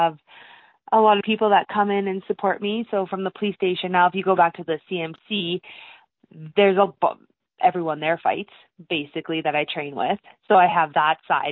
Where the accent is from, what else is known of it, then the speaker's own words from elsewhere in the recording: Lethbridge, Alberta, Canada; I'm from Lethbridge